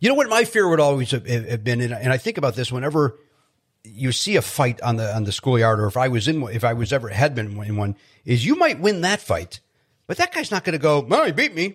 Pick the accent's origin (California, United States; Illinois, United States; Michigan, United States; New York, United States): Illinois, United States; Chicago; I grew up in Chicago, where the Chicago Bears were, like, everything